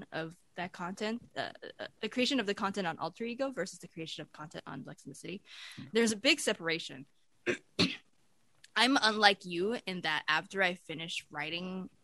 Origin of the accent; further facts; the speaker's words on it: Taipei, Taiwan; moved away as an adult; I grew up in Taipei for the first 18 years of my life